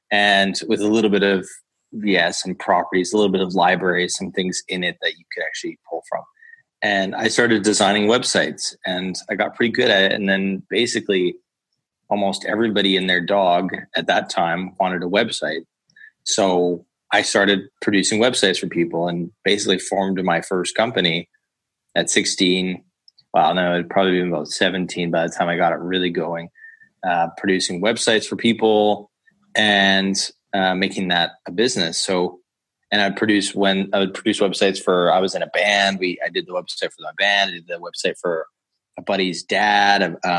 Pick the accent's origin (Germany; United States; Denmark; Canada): Denmark; Copenhagen, Capital Region of Denmark; And I was like, no, I'm from Copenhagen.